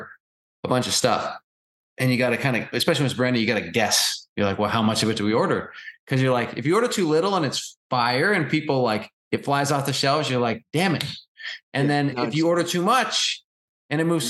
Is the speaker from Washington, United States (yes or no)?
yes; Seattle, Washington, United States; moved away; I'm from Seattle